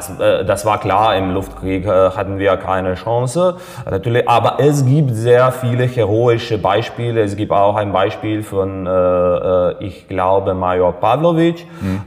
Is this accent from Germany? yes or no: no; Serbia; German is a second language; moved away; Ich war damals äh, im Gymnasium noch ein Schüler. Äh, ja, ich war äh, zur Zeit in Serbien, ich war zu Hause